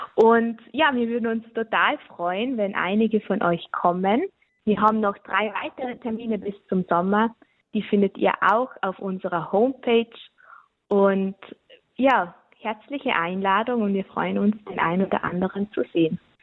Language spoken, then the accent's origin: German; Austria; bei uns in Österreich